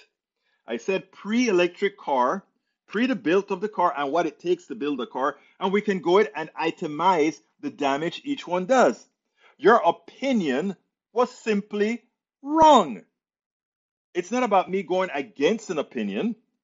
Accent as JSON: {"language": "English", "country": "Panama", "moved": "yes", "said": "I'm from Panama"}